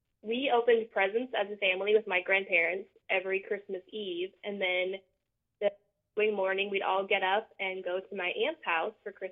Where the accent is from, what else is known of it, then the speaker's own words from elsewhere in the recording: Wisconsin, United States; I'm from Wisconsin, so we always had snow